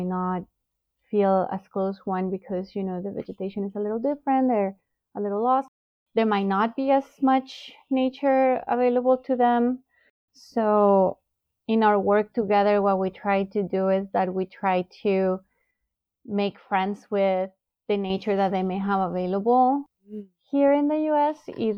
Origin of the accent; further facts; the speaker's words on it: Bogotá, Colombia; now in United States; I came originally from Bogota, Colombia